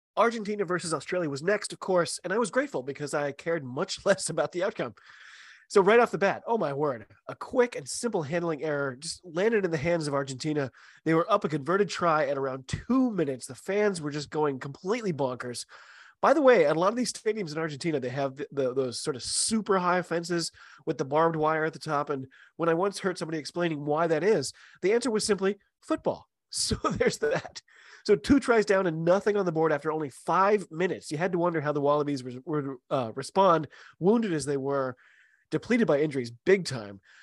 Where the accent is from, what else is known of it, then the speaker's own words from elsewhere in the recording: United States; I'm an American rugby fan